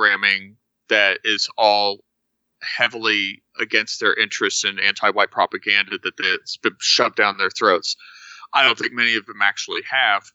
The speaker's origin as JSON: {"language": "English", "region": "Texas", "country": "United States", "tie": "born or raised there", "said": "I grew up in Texas"}